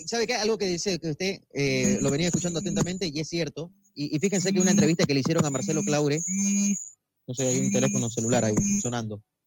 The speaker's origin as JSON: {"language": "Spanish", "country": "Bolivia", "said": "somos bolivianos"}